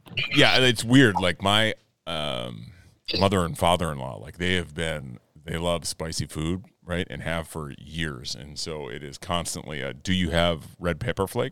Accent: Midwest, United States; I'm a Midwesterner in a lot of respects

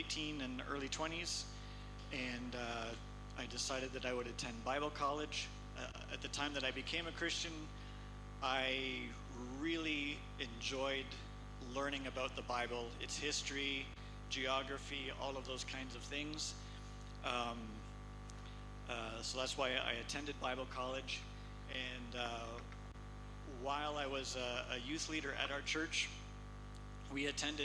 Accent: a small town north of Toronto, Ontario, Canada; moved away as an adult; also born or lived in Kitale, Kenya; now in Kenya; I grew up in a small town north of Toronto, Canada

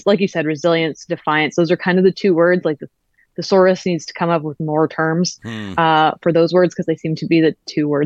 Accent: Canada; I was born in Canada

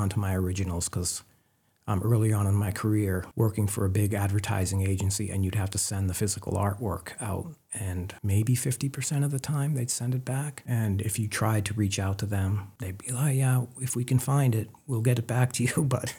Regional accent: Maine, United States; Andrew found out that I was from Maine, and he was living in South Portland at the time.

